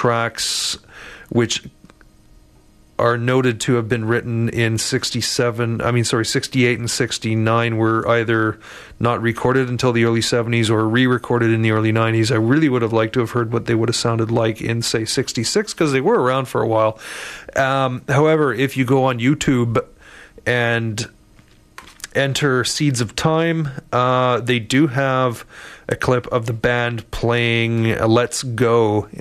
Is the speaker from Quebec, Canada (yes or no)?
yes; Montreal, Quebec, Canada; now in Vancouver, Canada; I was born in and grew up in Montreal